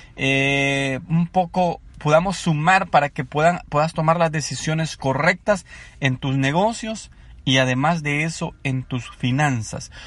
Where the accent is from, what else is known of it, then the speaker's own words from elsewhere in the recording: El Salvador; moved away as an adult; now in Anaheim, United States; soy originario del Salvador. soy un inmigrante en Estados Unidos.